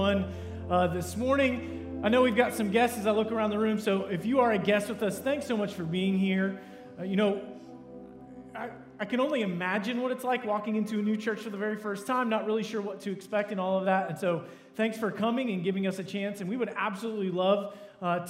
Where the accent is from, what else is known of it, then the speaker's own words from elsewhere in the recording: United States; I am from America, live in America